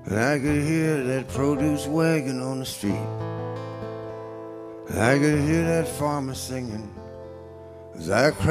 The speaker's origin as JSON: {"language": "English", "town": "New Orleans", "region": "Louisiana", "country": "United States", "tie": "born or raised there", "moved": "yes", "said": "I grew up in New Orleans"}